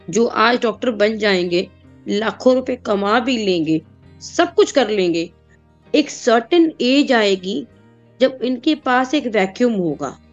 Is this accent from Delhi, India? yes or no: yes; Delhi, India; दिल्ली के जो लोग स्पेशली हैं उनकी कोई भाषा नहीं है हमारी कोई लैंग्वेज नहीं है